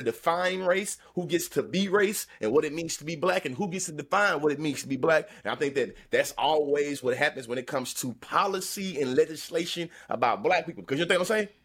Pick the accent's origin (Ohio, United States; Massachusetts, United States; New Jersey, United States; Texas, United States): Texas, United States; the South; as a Southerner